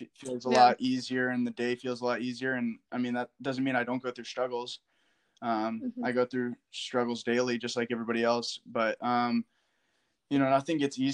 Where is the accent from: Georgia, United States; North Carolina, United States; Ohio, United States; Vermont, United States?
Vermont, United States; Woodstock; I'm from Woodstock, Vermont, even though I went to Hartford